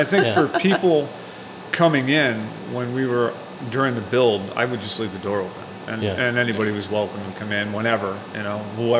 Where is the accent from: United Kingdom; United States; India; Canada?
United States; Kirkville, New York; also born or lived in Albany / Morrisville; Actually, I was born to Kirkville. My family had moved off to Albany, and then we moved back to Morrisville. And I bought a house down on the end of this road when I was 20. I've lived there ever since.